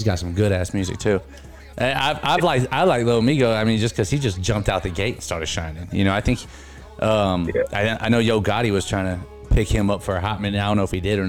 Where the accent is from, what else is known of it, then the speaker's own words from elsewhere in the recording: California, United States; now in Tennessee, United States; I'm from California, yeah.